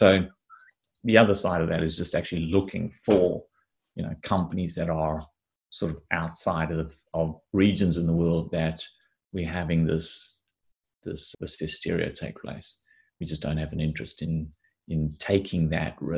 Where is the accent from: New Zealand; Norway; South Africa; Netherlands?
South Africa; I grew up in Africa. In South Africa in particular